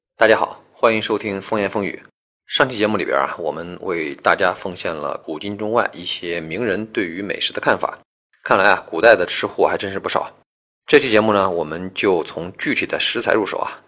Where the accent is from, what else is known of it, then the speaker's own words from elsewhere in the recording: China; 我们中国人呢，把这种吃法呢叫做生鱼片